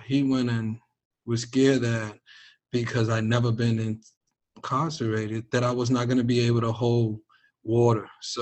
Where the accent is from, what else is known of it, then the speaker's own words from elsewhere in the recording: New York City, New York, United States; growing up in New York City